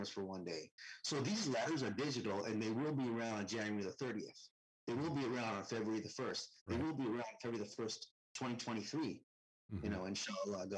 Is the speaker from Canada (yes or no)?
yes; Canada; Most of my teachers in my life were white and Christian growing up in Canada.